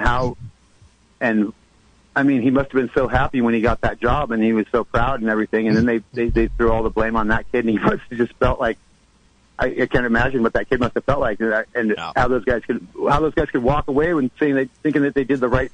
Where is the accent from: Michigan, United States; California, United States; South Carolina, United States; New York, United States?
California, United States; Sonoma County; moved away as an adult; also born or lived in Oregon; now in Mendocino, United States; I became a man in Oregon, but I grew up in Sonoma County